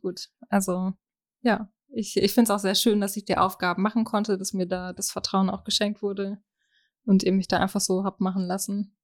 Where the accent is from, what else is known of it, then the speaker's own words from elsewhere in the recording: Germany; komme gebürtig aus Schnartwast